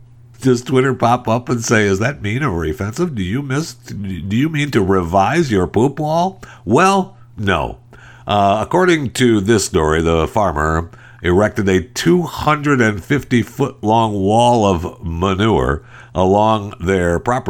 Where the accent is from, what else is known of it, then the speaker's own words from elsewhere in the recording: Michigan, United States; I was raised in Michigan.